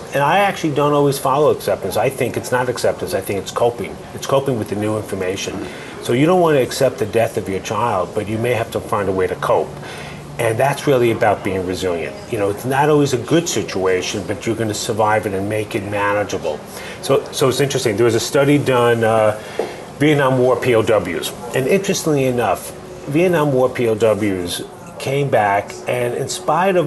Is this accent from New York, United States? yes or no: yes; New York City, New York, United States; now in Boston, United States; I grew up in New York City.